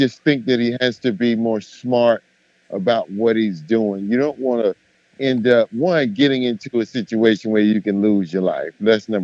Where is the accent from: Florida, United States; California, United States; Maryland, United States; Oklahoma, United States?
Florida, United States; Miami; I'm from Miami, and I'm from the hood in Miami